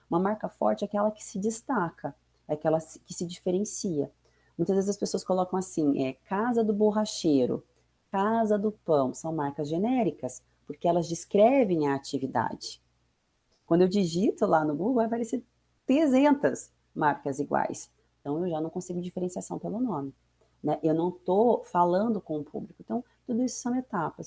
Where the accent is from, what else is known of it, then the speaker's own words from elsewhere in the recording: Maringá, Paraná, Brazil; moved away as an adult; now in Foz do Iguaçu, Brazil; eu sou nascida em Maringá, é, me formei lá também, minha família, me casei, filhos, tudo por lá